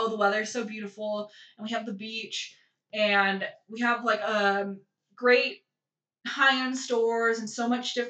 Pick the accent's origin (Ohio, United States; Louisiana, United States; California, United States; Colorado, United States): California, United States; moved away as an adult; I'm from California. I was born and raised there, and I lived there until I was 20